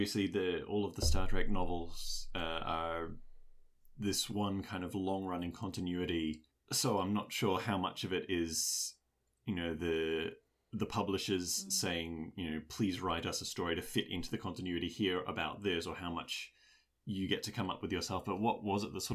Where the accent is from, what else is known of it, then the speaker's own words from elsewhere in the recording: Australia; an Australian